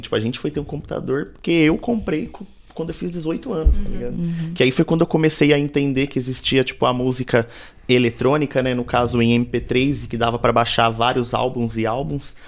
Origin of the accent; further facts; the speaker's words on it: São Paulo, Brazil; also born or lived in Parque Santo Antônio, São Paulo; nasci na Coab, nasci, fui e cresci ali mais ou menos até os 11, depois vim morar no Capão. E aí do Capão já não saí mais.